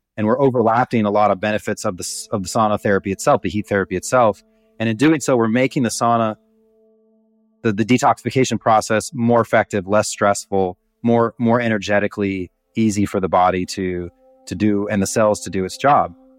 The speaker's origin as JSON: {"language": "English", "region": "Montana", "country": "United States", "tie": "born or raised there", "said": "I grew up in Montana"}